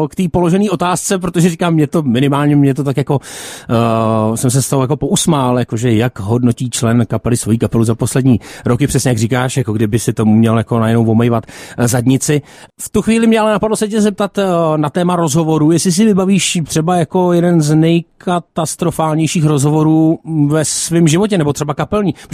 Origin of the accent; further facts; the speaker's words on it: Liberec, Liberec Region, Czechia; Hele, je to tak, žiju v Liberci. Já jsem z Liberce, cesta byla daleká